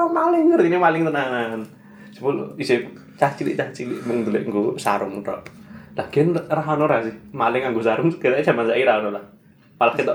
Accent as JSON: {"language": "Indonesian", "town": "Sleman", "region": "Special Region of Yogyakarta", "country": "Indonesia", "said": "Saya kan anak Sleman. Iya. Terus daerah Merapi."}